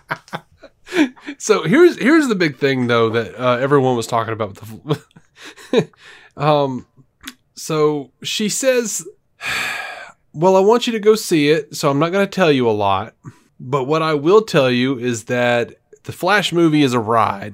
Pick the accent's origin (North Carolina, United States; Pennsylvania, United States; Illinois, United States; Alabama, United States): Alabama, United States; Montgomery; moved away as an adult; now in Birmingham, United States; I grew up in Montgomery.